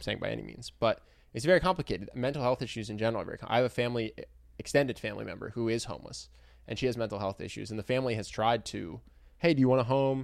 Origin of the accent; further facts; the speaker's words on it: Philadelphia, Pennsylvania, United States; my hometown